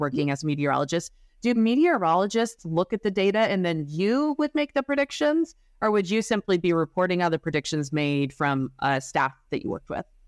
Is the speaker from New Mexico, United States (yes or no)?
no; Utah, United States; growing up in Utah